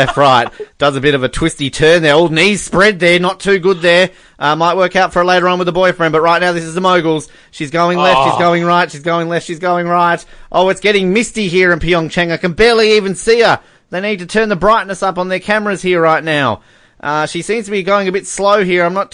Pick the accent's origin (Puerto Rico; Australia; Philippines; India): Australia; we're Australian